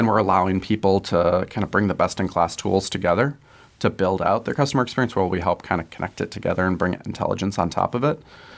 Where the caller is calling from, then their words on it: Chicago, Illinois, United States; From Chicago today. So we're primarily headquartered in Chicago, but distributed kind of all over the place.